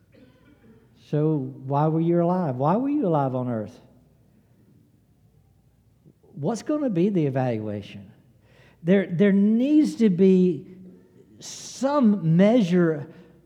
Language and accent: English; the South, United States; I'm a Southerner